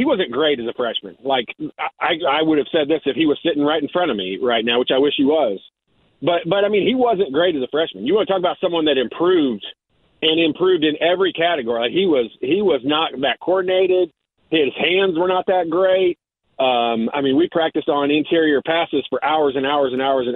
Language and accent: English; Indianapolis, Indiana, United States; I grew up in North Central's junior high elementary and junior high program